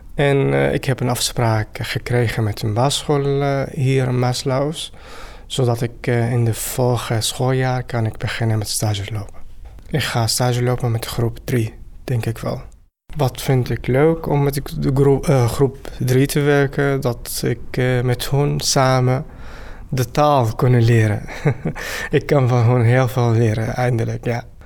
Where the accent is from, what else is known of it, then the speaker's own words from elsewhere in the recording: Syria; Dutch is a second language; moved away as an adult; now in Netherlands; ik kom uit Syrië. Ik woon hier in Nederland sinds anderhalf jaar.